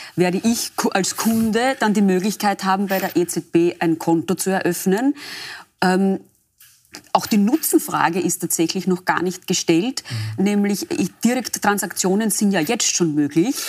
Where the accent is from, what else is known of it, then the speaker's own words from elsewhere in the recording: Austria; bei uns in Österreich